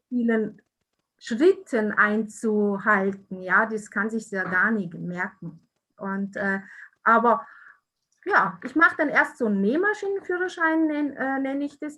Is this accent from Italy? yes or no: yes; Italy; moved away; stamme aus Italien